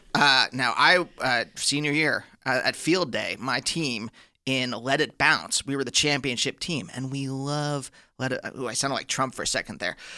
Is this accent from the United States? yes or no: yes; Pennsylvania, United States; also born or lived in New York; now in Los Angeles, United States; I'm from Pennsylvania originally